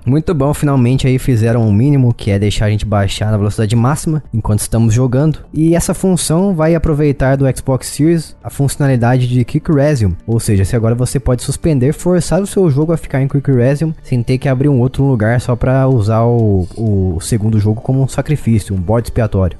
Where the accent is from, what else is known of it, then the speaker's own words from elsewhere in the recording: Brazil; eu sou brasileiro